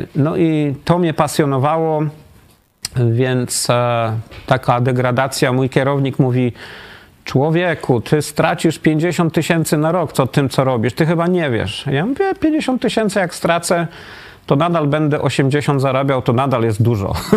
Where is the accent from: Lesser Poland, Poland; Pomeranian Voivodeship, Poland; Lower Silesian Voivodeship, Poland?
Lower Silesian Voivodeship, Poland; Wrocław; moved away as an adult; also born or lived in Austria / United States; now in Katowice, Poland; ja jestem z Wrocławia, żona z Gdyni